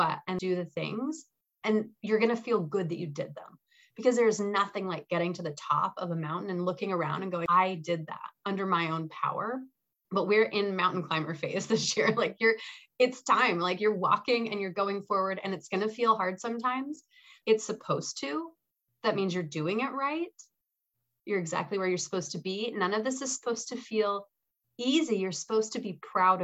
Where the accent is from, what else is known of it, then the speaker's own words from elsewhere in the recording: Salt Lake City, Utah, United States; now in Wisconsin, United States; there's these beautiful mountains where I grew up in Salt Lake City